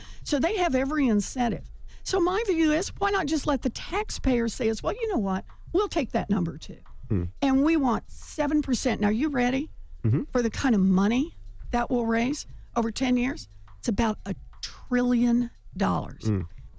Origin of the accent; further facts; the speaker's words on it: Oklahoma, United States; So I grew up in Oklahoma.